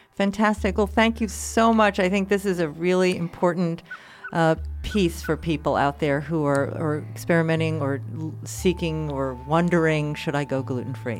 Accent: New York City, New York, United States; moved away; I was just back in, in New York City, my hometown

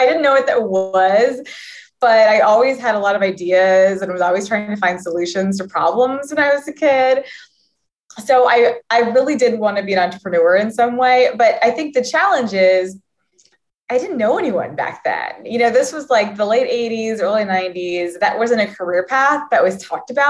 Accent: Valparaiso, Indiana, United States; also born or lived in Torrance, California; I grew up in Valparaiso, Indiana, and was just raised there until I went off to college

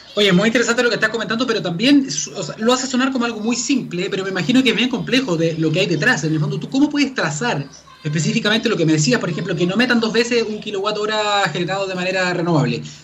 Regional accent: Santiago, Santiago Metropolitan Region, Chile; los santiaguinos

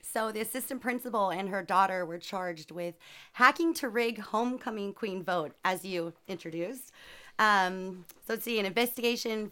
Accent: Sacramento, California, United States; also born or lived in San Jose; I'm from Sacramento

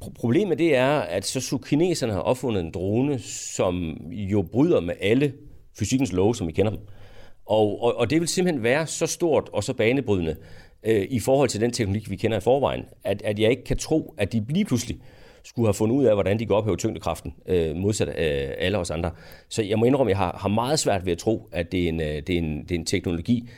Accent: Denmark; som dansker

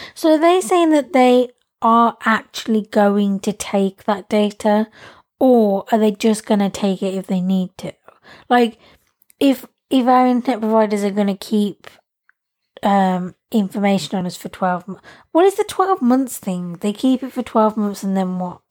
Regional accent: England, United Kingdom; I like being English

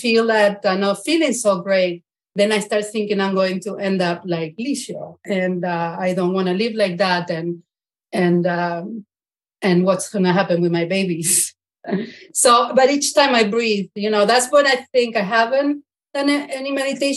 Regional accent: Argentina; also born or lived in Brooklyn, New York, United States; now in Bedford, United States; I'm in Bedford, Massachusetts, but originally from Argentina and escaped from Brooklyn of 25 years in Brooklyn

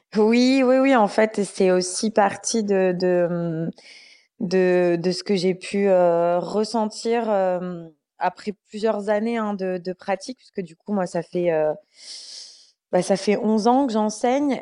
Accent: Bordeaux, Nouvelle-Aquitaine, France; moved away as an adult; now in Paris, France; je suis montée à Paris, j'étais de Bordeaux.

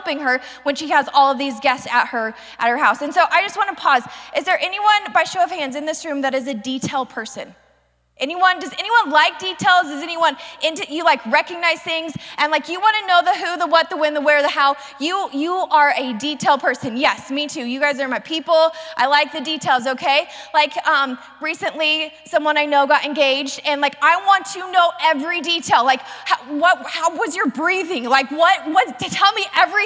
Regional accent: the South, United States; I was raised in the South.

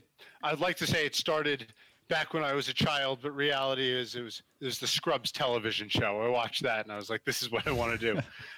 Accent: New Jersey, United States; I'm from South Jersey outside of Philly. So I did some volunteer work down at Cooper Hospital, which is a good sized trauma hospital in Camden

